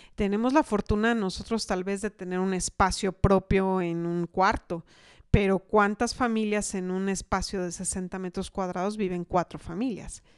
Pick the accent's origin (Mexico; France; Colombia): Mexico